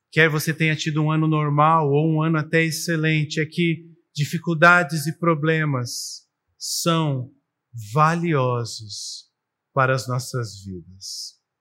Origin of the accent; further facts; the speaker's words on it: Brazil; como brasileiros e como cidadãos no mundo